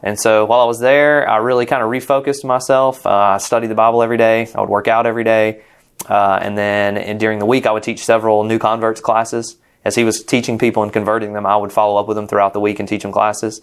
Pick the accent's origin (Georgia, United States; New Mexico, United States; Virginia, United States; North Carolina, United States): Georgia, United States; Rome; moved away as an adult; also born or lived in Jacksonville; we're from Rome, Georgia, close to Atlanta, and that's our hometown.